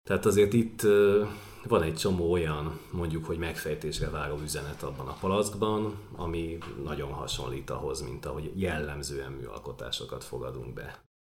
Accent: Budapest, Hungary; nem túl gazdag, de mégiscsak budai értelmiségi családba születtem

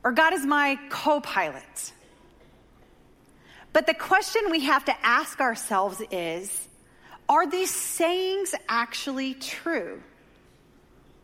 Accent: Dover, Oklahoma, United States; The great destination city of Dover, Oklahoma, population 500, is my hometown. That's where I grew up.

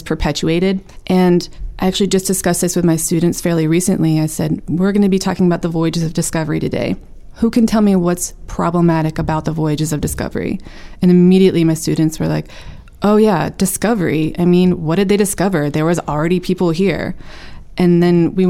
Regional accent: United States; I was born here in the United States

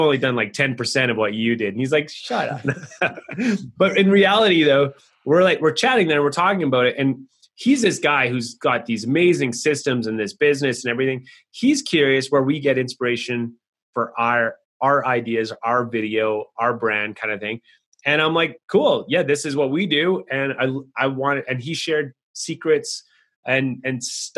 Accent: Canada; I'm from Canada. We're just considered the North

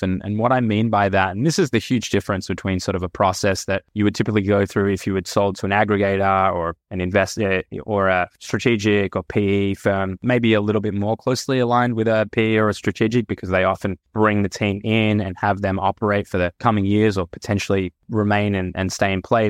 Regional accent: Australia; moved away as an adult; also born or lived in United States; now in Tel Aviv, Israel; I am Australian. Hopefully my accent still comes through, but I spent the last ten years in the U S and, and now Tel Aviv

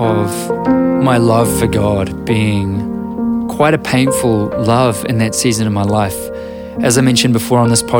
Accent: New Zealand

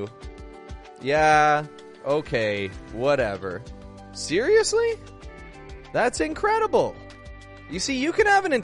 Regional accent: Toronto, Ontario, Canada; I'm from Toronto, Canada

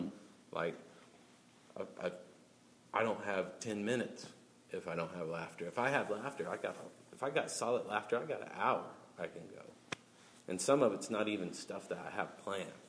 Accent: Oklahoma City, Oklahoma, United States; I grew up in South Oklahoma City

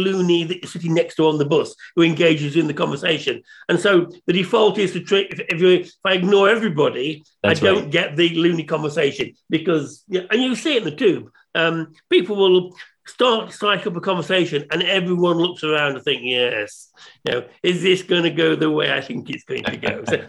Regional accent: United Kingdom; moved away; also born or lived in Manchester; So not that I'm from the north, but I'm from the Midlands.

